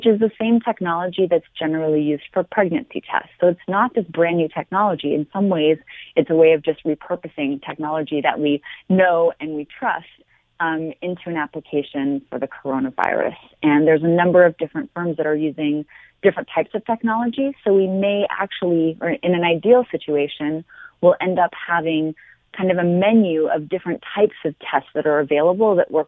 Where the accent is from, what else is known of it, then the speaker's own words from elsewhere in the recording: Montreal, Quebec, Canada; moved away as an adult; now in United States; I'm originally from Montreal, and I've been in the U.S. for over 20 years now